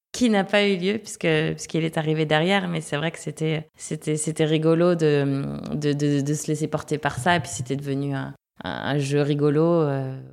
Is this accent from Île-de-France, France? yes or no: no; Le Mans, Pays de la Loire, France; also born or lived in Toulouse / Angers / Uzès; now in La Réunion, France; Je suis originaire du Mans, puisque je suis née là-bas